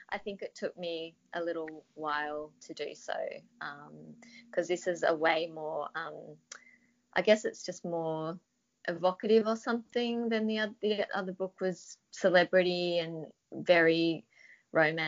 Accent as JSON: {"language": "English", "country": "Australia", "accent": "Australian"}